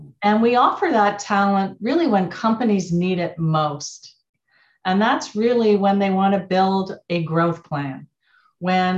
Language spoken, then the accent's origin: English; Montreal, Quebec, Canada; moved away as an adult; also born or lived in Silicon Valley; now in United States; I'm Canadian. I grew up in Montreal